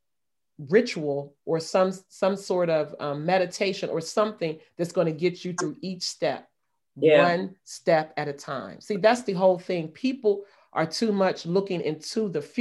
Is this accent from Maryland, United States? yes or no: yes; Maryland, United States; moved away as an adult; also born or lived in Brooklyn, New York; I was still in the comfort of my hometown where I grew up.